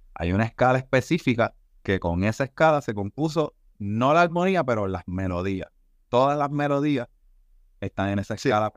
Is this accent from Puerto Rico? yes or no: yes; Puerto Rico; como artista puertorriqueño